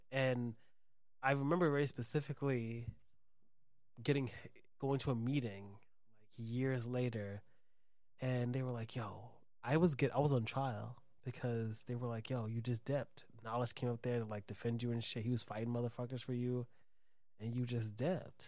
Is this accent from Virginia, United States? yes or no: no; New York City, New York, United States; also born or lived in Brooklyn; I'm from the Bronx